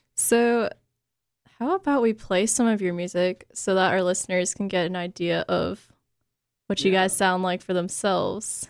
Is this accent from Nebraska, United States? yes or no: no; Boston, Massachusetts, United States; moved away; I'm from Boston